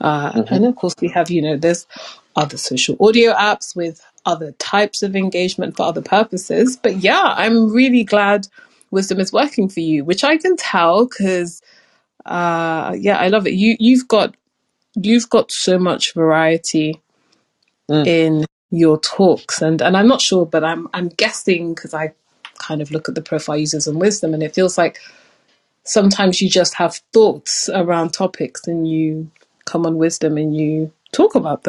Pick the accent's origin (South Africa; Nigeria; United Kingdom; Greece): United Kingdom; London